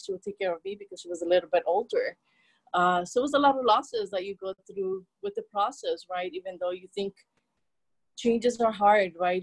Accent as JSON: {"language": "English", "country": "El Salvador", "tie": "born or raised there", "second_language": "English", "moved": "yes", "said": "I was born and raised in El Salvador."}